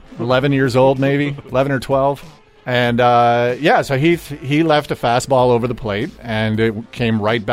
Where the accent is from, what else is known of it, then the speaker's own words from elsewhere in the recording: Stratford, Ontario, Canada; I grew up in Stratford, Ontario